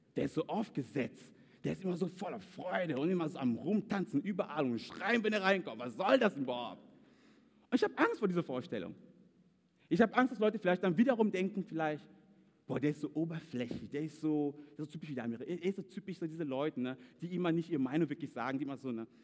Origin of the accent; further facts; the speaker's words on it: Cameroon; German is a second language; moved away as an adult; now in Germany; typisch Kameruner